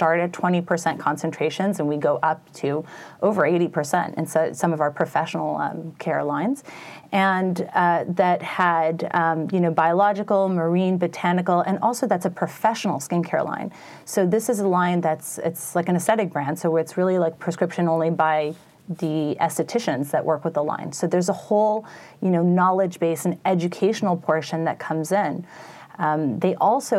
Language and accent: English; New York, United States; also born or lived in Paris, France; I was born and raised in New York. I went to school at the Lycée Français. I was raised in a French household